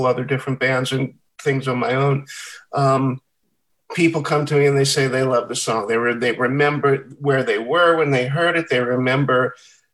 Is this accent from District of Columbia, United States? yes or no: yes; Washington, District of Columbia, United States; We were all born and raised here in Washington, D.C., all four of us.